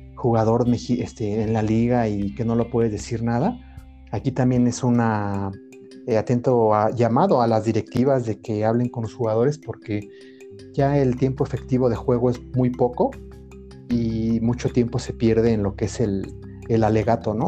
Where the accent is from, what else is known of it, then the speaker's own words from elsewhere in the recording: Mexico; como mexicano